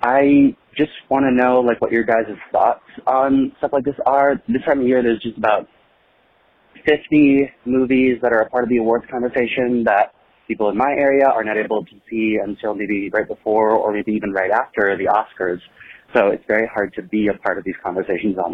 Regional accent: Iowa, United States; I'm from Iowa.

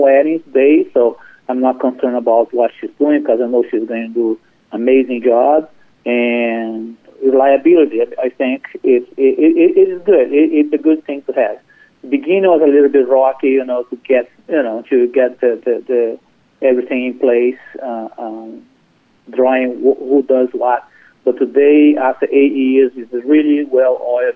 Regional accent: Brazil; now in Chapel Hill, United States; I'm originally from Brazil, and I moved to this country about 20, 25 years ago.

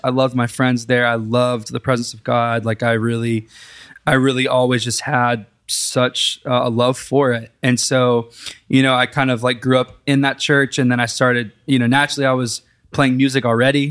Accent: Big Spring, Texas, United States; now in Nashville, United States; I grew up in Big Spring, Texas

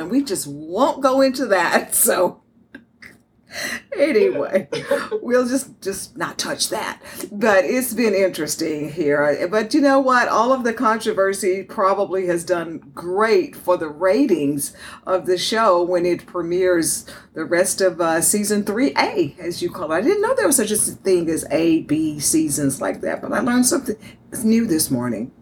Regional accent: Houston, Texas, United States; born or raised there; also born or lived in Dallas, Texas

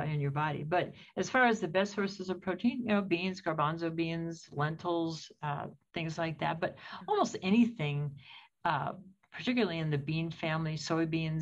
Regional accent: United States

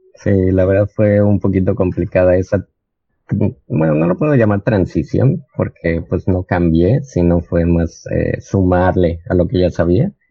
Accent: Cancún, Quintana Roo, Mexico; moved away as an adult; also born or lived in Mexico City; now in Mérida, Mexico; yo nací en el Distrito Federal, ahora Ciudad de México. Sí. y desde los 8, 7 años me fui a vivir a Cancún y de ahí pues vine a estudiar acá diseño gráfico y pues ya me quedé.

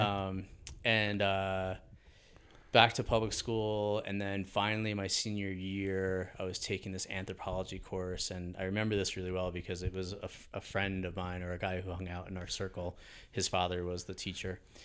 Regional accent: Hastings-on-Hudson, New York, United States; born or raised there

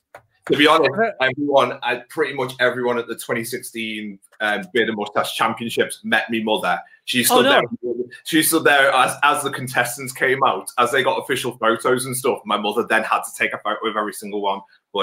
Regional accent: Wirral, North West England, United Kingdom; Then I was born down here and on the Wirral. So all my life been down here.

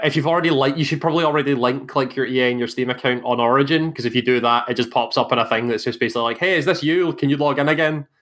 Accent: Scotland, United Kingdom; accent: Scottish

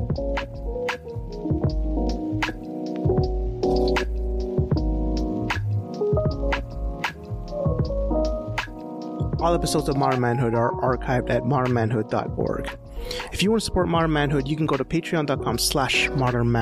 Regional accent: Edmonton, Alberta, Canada; in Edmonton, in my hometown

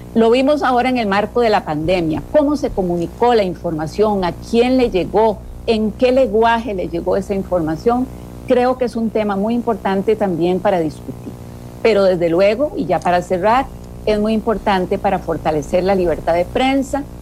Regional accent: Costa Rica; como Estado costarricense

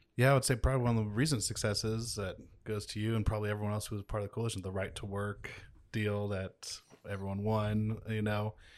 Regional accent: Kansas City, Missouri, United States; also born or lived in Grand Valley; my hometown

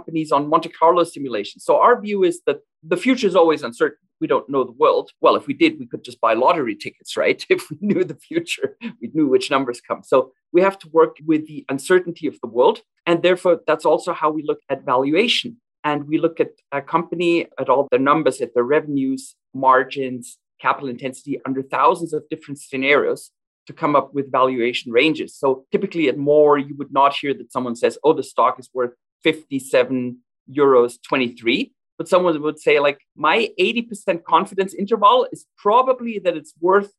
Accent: western Germany, Germany; moved away as an adult; also born or lived in Alberta, Canada; now in Calgary, Canada; I grew up in Western Germany in the 1990s, a very prosperous time.

